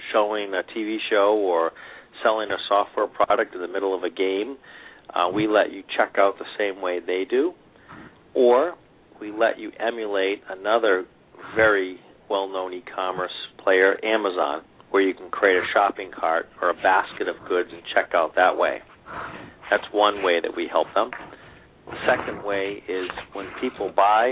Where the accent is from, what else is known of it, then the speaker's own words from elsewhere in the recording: Boston, Massachusetts, United States; I'm from the Boston area